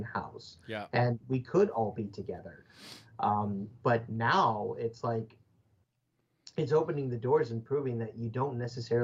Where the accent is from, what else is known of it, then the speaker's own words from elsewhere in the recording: Oswego, Illinois, United States; now in Quad Cities, United States; I had to move from my hometown of Oswego, Illinois, over the Mississippi River